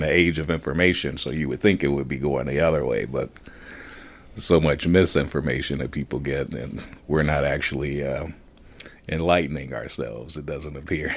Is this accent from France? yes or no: no; Gary, Indiana, United States; as a kid growing up in Gary